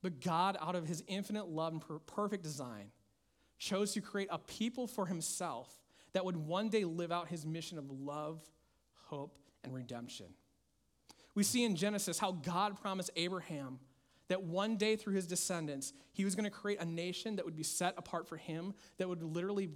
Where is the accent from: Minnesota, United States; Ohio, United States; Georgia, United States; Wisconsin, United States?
Minnesota, United States; my home state of Minnesota